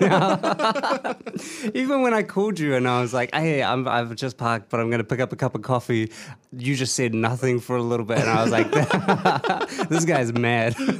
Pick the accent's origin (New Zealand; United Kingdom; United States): New Zealand; the Hutt, Wellington; yeah, that's my hometown.